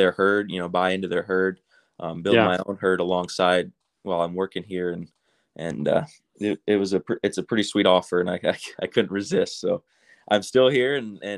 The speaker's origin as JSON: {"language": "English", "town": "Bronson", "region": "Michigan", "country": "United States", "tie": "born or raised there", "moved": "yes", "said": "I come from Southern Michigan, a little town called Bronson. Had about 85 kids in my graduating class, so kind of small, small rural town"}